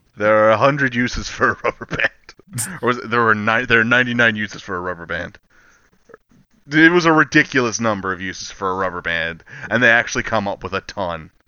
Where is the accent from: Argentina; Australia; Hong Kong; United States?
United States; the South; I'm from the South